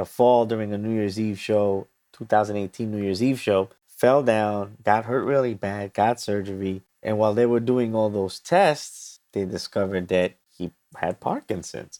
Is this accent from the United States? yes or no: yes; New York City, New York, United States; I'm from New York City